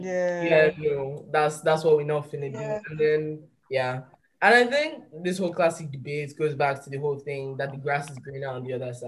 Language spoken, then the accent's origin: English; London, United Kingdom; born there; And it's like, I was born in London, fuck you talking about, like stuff like that.